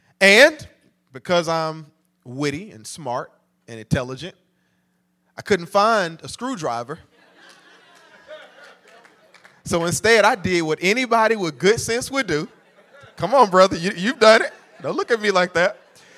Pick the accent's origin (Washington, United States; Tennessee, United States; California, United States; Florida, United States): Tennessee, United States; Nashville; I'm your cousin from Nashville. And so I'm officially a part of the family.